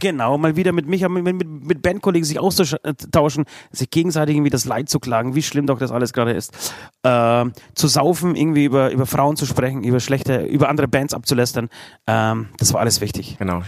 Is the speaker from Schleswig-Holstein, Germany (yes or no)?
no; Bavaria, Germany; Bei uns in Bayern